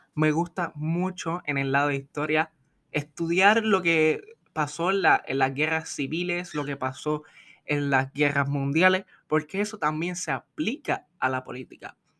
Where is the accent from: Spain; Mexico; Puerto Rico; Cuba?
Puerto Rico